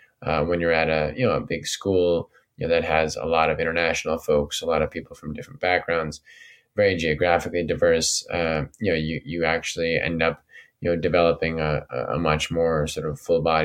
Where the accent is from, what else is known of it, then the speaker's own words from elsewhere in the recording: New York, United States; growing up in New York and being in the city